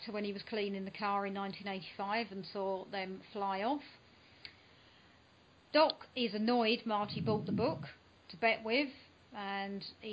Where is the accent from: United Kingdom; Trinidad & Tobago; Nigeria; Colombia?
United Kingdom; I'm British